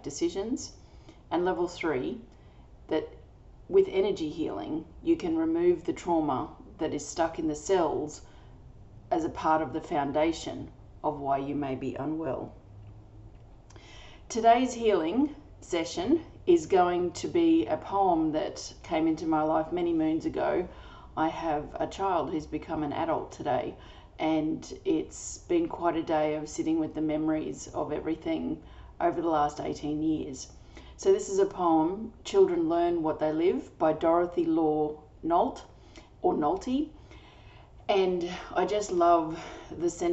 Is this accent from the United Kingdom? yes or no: no; Australia; I'm an Australian energy healer